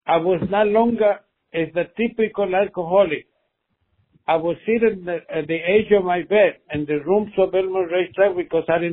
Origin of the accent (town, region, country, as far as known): Argentina; English is a second language; moved away as an adult; now in Long Island, United States